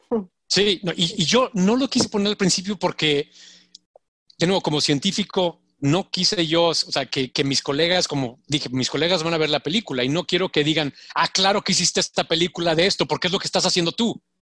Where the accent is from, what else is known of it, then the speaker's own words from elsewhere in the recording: Mexico; moved away as an adult; also born or lived in Switzerland; now in United States; como mexicanos lo, vivimos, sobre todo nosotros los, morenos